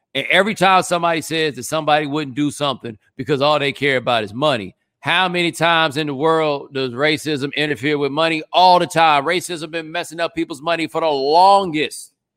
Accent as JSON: {"language": "English", "region": "Texas", "country": "United States", "said": "I'm from Texas"}